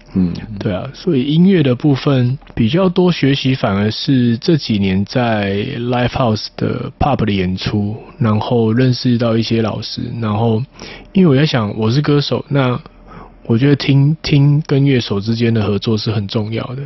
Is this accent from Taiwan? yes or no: yes; Tainan, Taiwan; 我台南人，出生在台南一个蛮乡下的地方